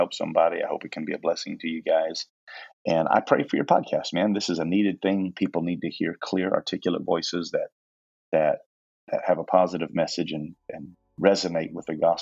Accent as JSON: {"language": "English", "region": "Indiana", "country": "United States", "moved": "as an adult", "said": "I was from Indiana"}